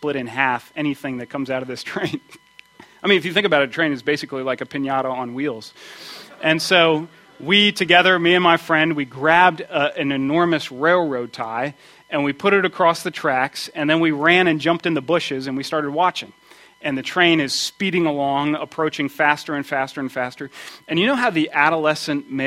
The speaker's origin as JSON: {"language": "English", "country": "United States", "tie": "born or raised there", "said": "I grew up outside of Washington, D.C., near the railroad tracks."}